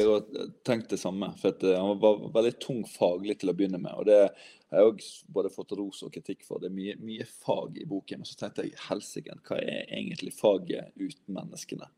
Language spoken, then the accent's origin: Norwegian; Western Norway, Norway; accent: vestlandsk (Western Norwegian); jeg prater vestlandsk.